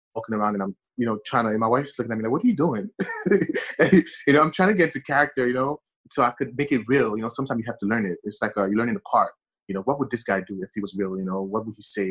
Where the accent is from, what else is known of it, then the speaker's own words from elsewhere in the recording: New York City, New York, United States; English is a second language; also born or lived in Haiti; being raised in Brooklyn, New York